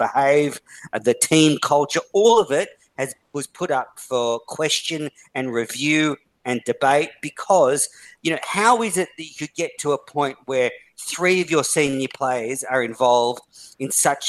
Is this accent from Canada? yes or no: no; Australia; but I'm an Aussie.